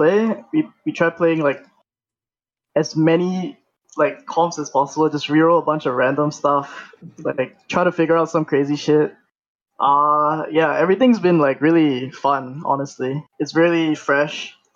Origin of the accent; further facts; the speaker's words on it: Singapore; I'm from Singapore and my region is not like very populated.